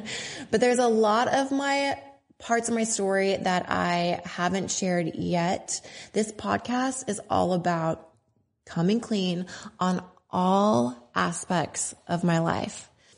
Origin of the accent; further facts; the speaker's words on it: Tacoma, Washington, United States; born there; I was born in Tacoma, Washington. I was born on an army base. My dad was in the army.